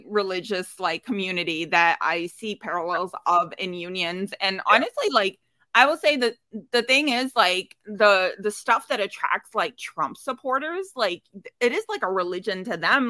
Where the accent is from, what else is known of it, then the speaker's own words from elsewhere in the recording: Dearborn, Michigan, United States; I grew up in Dearborn